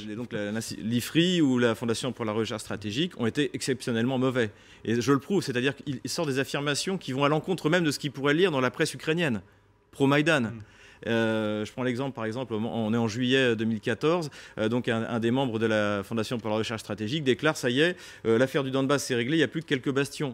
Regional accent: France; en tant que Français

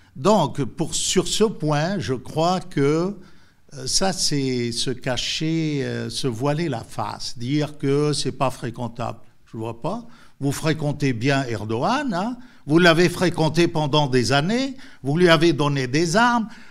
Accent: France; nous, en tant que Français

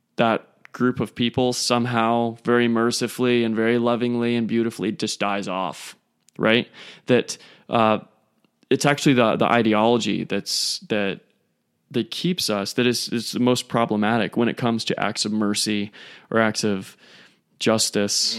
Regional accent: United States; we, as American males

